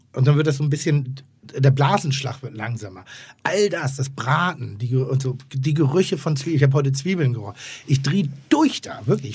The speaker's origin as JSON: {"language": "German", "region": "Northern Germany", "country": "Germany", "said": "ich bin Norddeutscher"}